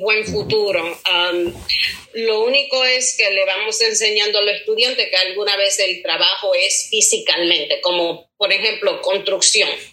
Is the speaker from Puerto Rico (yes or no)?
yes; Puerto Rico; moved away; yo soy de Puerto Rico.